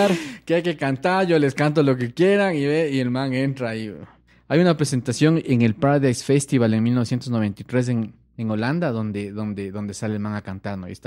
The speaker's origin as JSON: {"language": "Spanish", "country": "Ecuador"}